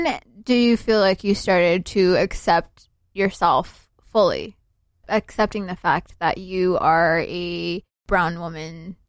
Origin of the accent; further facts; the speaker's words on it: Somalia; And so I would always say Somalia because that's what I'm used to. Right. When people ask me, where are you from here? They mean, what's your country of origin, basically.